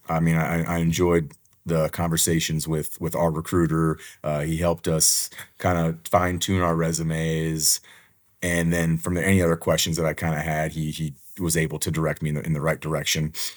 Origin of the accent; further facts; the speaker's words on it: Houston, Texas, United States; my wife and I actually met in high school, and now we teach in the same area that we grew up in.